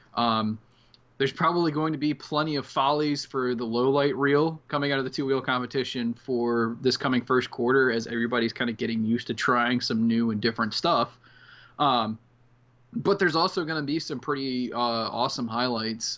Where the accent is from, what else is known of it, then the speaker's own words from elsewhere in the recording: Outer Banks, North Carolina, United States; the Outer Banks, North Carolina, where I'm from